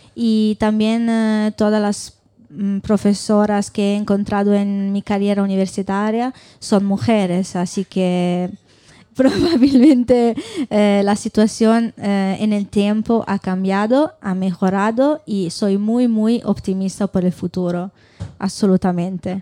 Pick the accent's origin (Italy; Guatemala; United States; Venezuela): Italy; Spanish is a second language; moved away as an adult; now in Burgos, Spain; vengo de Italia, he estudiado en Italia, y ahora estoy haciendo el doctorado aquí en España